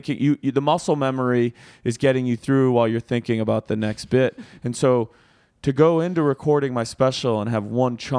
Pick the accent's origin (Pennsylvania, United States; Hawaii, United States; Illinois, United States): Illinois, United States; Rochelle; moved away; my hometown of Rochelle, Illinois